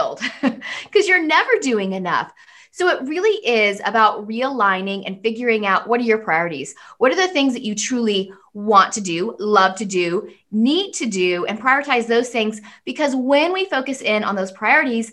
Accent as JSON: {"language": "English", "country": "United States", "said": "I'm American."}